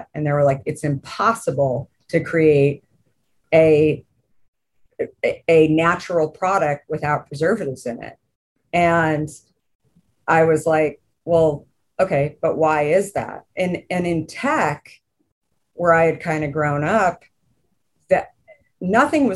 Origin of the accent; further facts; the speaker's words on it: Arizona, United States; growing up in Arizona